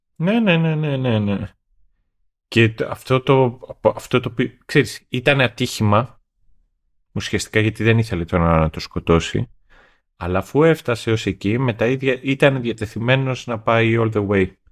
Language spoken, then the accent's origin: Greek; Greece; accent: provincial; moved away; εγώ έχω μια φυσική προφορά όσον αφορά τον τρόπο με τον οποίο μιλάω, είναι που μεγάλωσα στην επαρχία